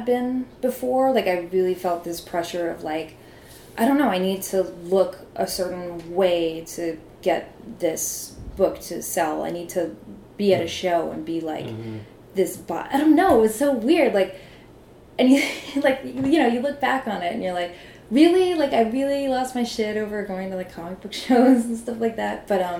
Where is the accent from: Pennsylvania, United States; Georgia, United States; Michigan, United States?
Pennsylvania, United States; I'm from Pennsylvania, and I had, like, a super unglamorous, like, life growing up